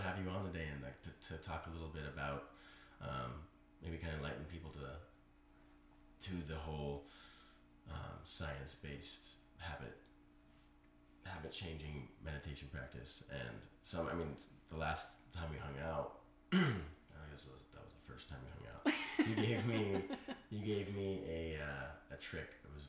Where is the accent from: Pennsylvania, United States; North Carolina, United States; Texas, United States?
Pennsylvania, United States; I'm from Pennsylvania.